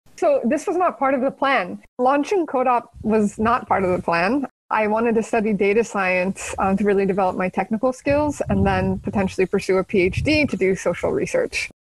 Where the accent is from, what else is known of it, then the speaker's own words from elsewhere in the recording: San Jose, California, United States; moved away as an adult; now in Barcelona, Spain; I grew up in San Jose, California, in okay. the heart of Silicon Valley